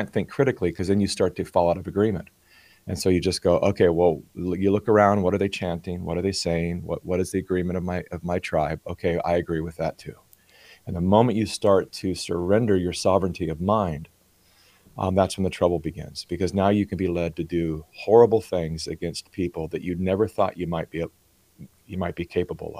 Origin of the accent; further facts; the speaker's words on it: California, United States; I was born in California, and so I was born onto the left